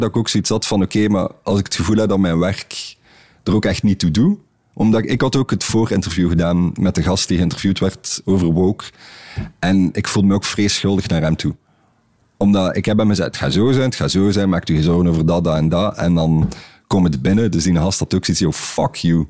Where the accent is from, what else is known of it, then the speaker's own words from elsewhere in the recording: Belgium; we als Belgen